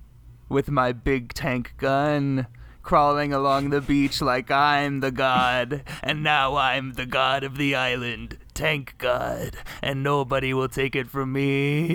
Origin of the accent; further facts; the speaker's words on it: Portland, Oregon, United States; I'm from Portland, and I'm pretty sure the Blazers won.